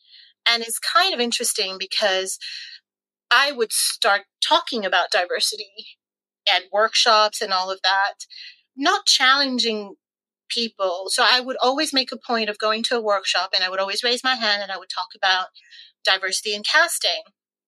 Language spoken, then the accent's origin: English; Canada; now in London, United Kingdom; And actually, when I first arrived here in the UK, because I came from Canada